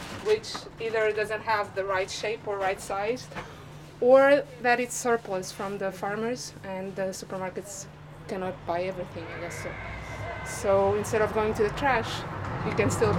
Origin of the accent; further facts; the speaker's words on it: Cascais, Lisbon, Portugal; since I'm from around here, I'm from Cascais